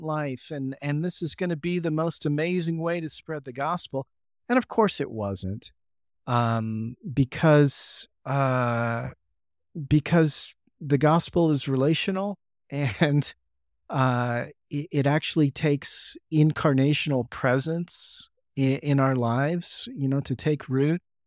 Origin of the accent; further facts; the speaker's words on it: San Diego, California, United States; now in Boise, United States; growing up in San Diego